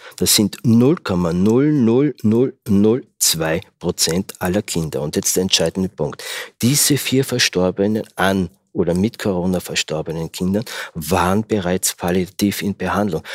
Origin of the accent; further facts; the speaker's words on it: Austria; ich bin ja Österreicher